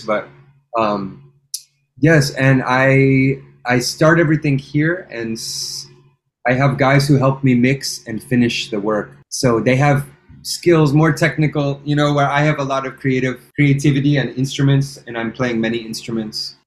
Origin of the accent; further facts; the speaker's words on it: England, United Kingdom; I was born in England